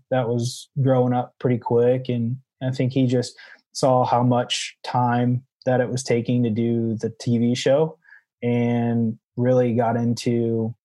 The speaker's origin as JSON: {"language": "English", "area": "between Seattle and Tacoma", "region": "Washington", "country": "United States", "tie": "born or raised there", "also_born_or_lived": "Michigan", "moved": "yes", "said": "I grew up in Washington State"}